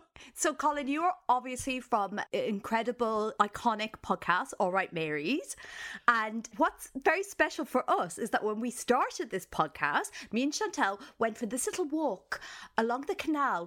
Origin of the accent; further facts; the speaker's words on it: Ireland; as an Irish person